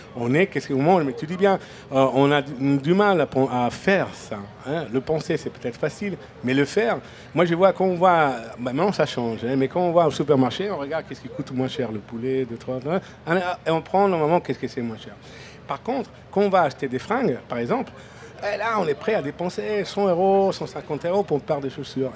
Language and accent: French; Friuli-Venezia Giulia, Italy; French is a second language; also born or lived in Venice / Mimet; now in France; c'est chez moi un peu. Moi, je viens du Frioul. Euh, Friuli Venezia, Giulia, donc euh, c'est à côté de Venise.